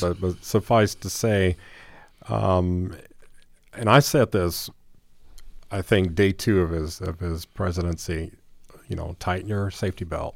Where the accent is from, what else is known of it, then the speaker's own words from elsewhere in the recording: Gary, Indiana, United States; moved away; my hometown of Gary, Indiana